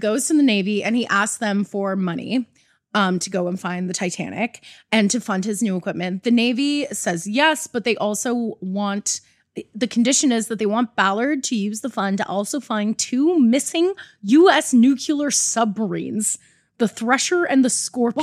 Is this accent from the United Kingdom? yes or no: no; Canada; I'm Canadian.